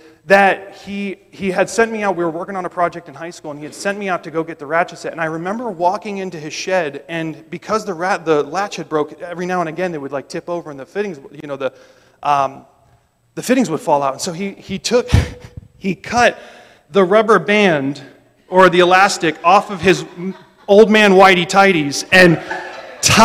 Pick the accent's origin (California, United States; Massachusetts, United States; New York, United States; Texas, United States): Massachusetts, United States; just outside of Boston; I grew up just outside of Boston